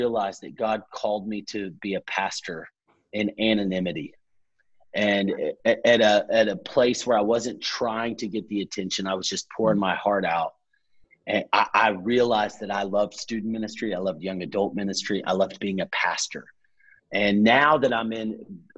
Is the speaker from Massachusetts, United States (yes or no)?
no; Texas, United States; moved away as an adult; now in Atlanta, United States; I grew up in Texas, worked for a camp ministry